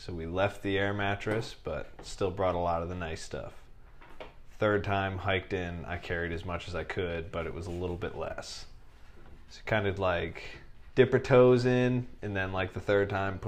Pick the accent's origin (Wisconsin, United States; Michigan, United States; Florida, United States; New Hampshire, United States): New Hampshire, United States; Bro, I grew up in New Hampshire. It's like Vermont, but dude, it's not upside down.